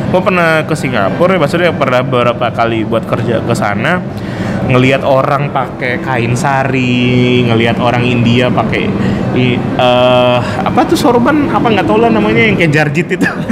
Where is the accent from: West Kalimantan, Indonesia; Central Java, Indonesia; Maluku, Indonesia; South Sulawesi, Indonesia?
West Kalimantan, Indonesia; Pontianak; also born or lived in Bandung; now in Jakarta, Indonesia; kita orang Pontianak